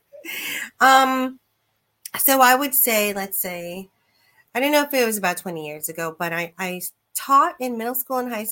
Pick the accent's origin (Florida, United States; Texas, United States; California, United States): Florida, United States; Tampa; I am from Tampa, Florida